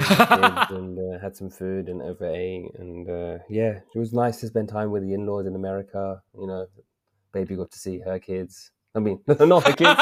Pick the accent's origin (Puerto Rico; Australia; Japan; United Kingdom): United Kingdom; England; accent: English; my accent, English accent